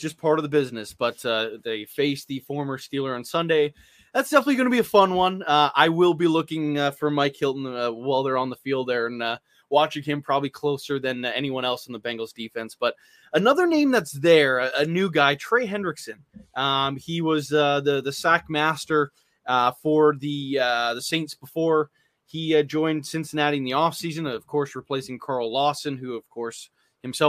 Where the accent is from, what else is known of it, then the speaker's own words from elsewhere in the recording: Canada; I'm Canadian